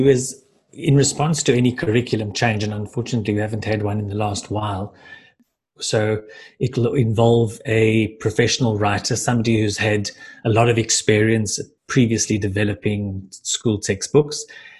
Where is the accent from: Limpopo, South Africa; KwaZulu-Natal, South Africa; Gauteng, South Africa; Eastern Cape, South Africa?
Gauteng, South Africa; Johannesburg; moved away as an adult; now in Cape Town, South Africa; originally from Johannesburg, but I've spent the last 10 years, it was just brought to my attention that it's 10 years in Cape Town.